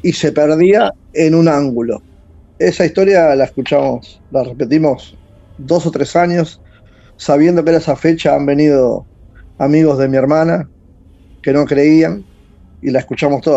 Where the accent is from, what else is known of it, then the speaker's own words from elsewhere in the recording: San Fernando, Buenos Aires Province, Argentina; De Buenos Aires, San Fernando